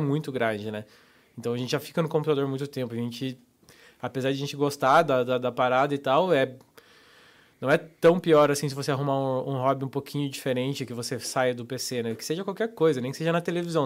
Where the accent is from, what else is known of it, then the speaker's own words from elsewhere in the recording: Papanduva, Santa Catarina, Brazil; moved away as an adult; also born or lived in Curitiba / Joinville / Guarujá / Florianópolis; com um ano de idade, a minha família se mudou para o interior, interior, catarinense, Papanduva. Aí, eu morei ali até os 18